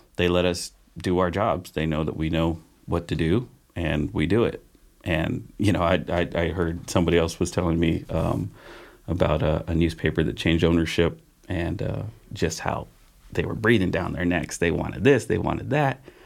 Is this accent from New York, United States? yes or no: no; Patterson, California, United States; moved away as an adult; also born or lived in Modesto; now in Grass Valley, United States; in my hometown in Patterson